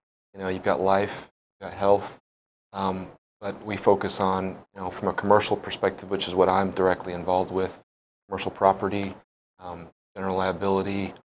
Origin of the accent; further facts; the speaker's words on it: Oklahoma, United States; accent: Connecticut; moved away as an adult; also born or lived in Dallas, Texas / Connecticut; now in Honolulu, United States; So I was born and raised in Oklahoma. I actually moved my family out here about 8 months ago. So most recently, I've been in Dallas, Texas. Born and raised in Oklahoma, but all of my professional career has been in Texas.